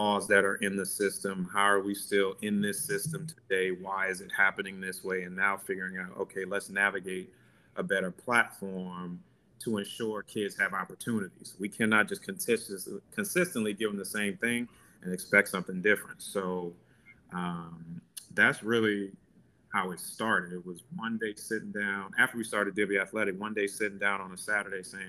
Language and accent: English; New Orleans, Louisiana, United States; growing up in New Orleans and how we were raised